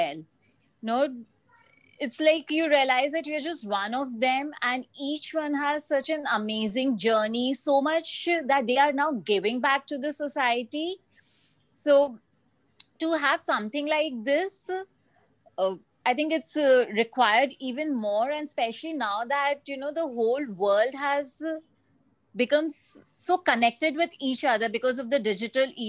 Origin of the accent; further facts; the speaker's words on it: Kolkata, West Bengal, India; I'm from India, Calcutta